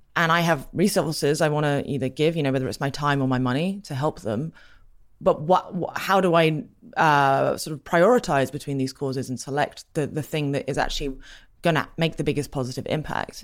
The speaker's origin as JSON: {"language": "English", "region": "England", "country": "United Kingdom", "tie": "born or raised there", "said": "I grew up in England, as you can hear."}